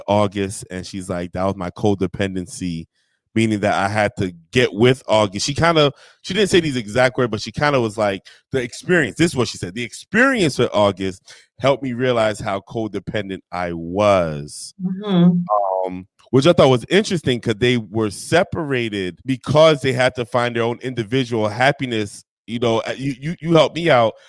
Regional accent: New Jersey, United States; I'm from Jersey, so we don't do iced tea.

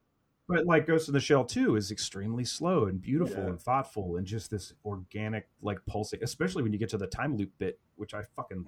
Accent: Midwest, United States; I'm from the Midwest, man. It's Rust Belt.

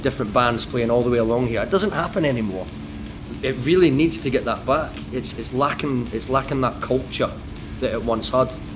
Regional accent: Scotland, United Kingdom; moved away as an adult; now in Sydney, Australia; I made the move from Scotland over to Sydney

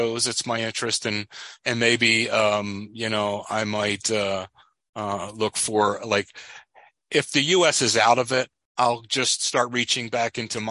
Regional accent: United States; I'm an American

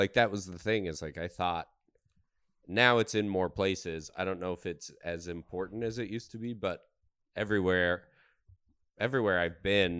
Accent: Colorado, United States; Not L.A. Colorado.

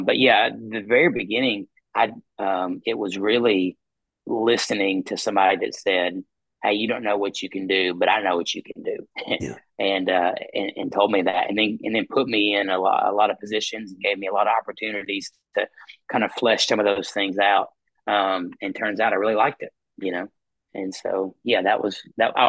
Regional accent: Mount Juliet, Tennessee, United States; moved away as an adult; now in Cookeville, United States; I'm from Mount Juliet, Tennessee, and grew up in the Mount Juliet Church

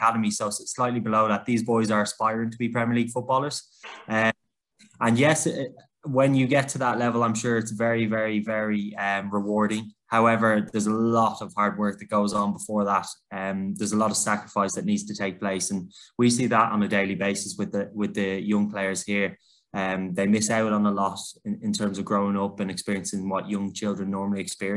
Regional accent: Dublin, Leinster, Ireland; moved away as an adult; also born or lived in Manchester, United Kingdom; now in United Kingdom; I was born in Dublin, Ireland, in a crazy soccer family

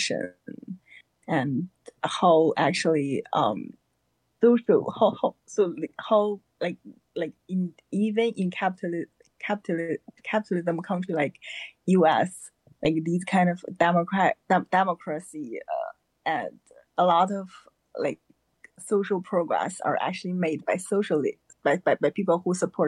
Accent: China; moved away as an adult; now in Georgia, United States; I'm now in Georgia, and I come from China. So I came to the U.S. in 2016 for graduate schools

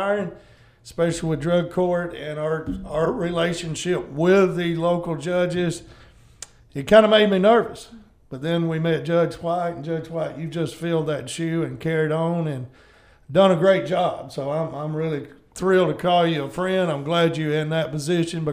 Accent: Booneville, Mississippi, United States; me and John grew up in the same town

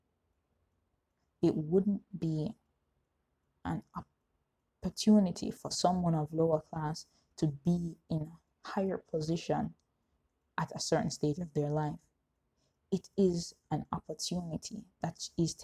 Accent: Jamaica; as a Jamaican society

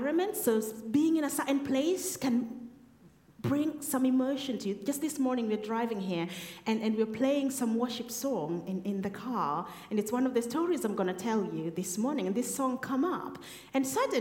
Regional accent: Kenya; moved away as an adult; now in Woking, United Kingdom; I was in Kenya, so that's where we're both from. That's the place we call home

